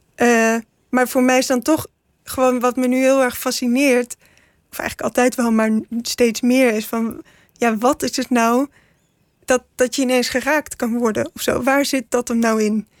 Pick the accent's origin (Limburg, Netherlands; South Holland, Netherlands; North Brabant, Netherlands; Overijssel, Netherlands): North Brabant, Netherlands; 's-Hertogenbosch; ik ben in Den Bosch geboren